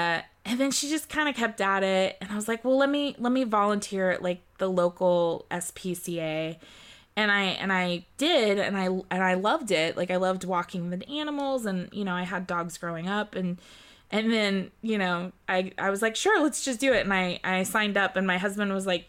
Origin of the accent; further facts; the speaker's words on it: California, United States; also born or lived in Germany; So I was born in Germany and then I moved here when I was 4 years old and here being California.